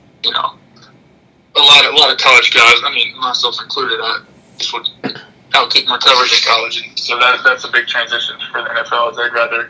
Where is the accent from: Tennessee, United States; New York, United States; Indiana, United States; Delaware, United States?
Tennessee, United States; Nashville; I grew up in Nashville